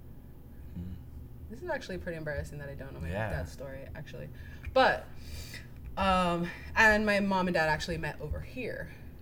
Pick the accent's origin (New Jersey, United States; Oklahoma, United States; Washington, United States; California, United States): California, United States; Baldwin Park; born or raised there; now in Chino, United States